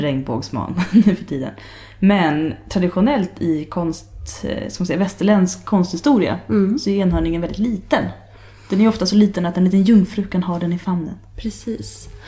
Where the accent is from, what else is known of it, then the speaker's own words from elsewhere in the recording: Sweden; jag var från Sverige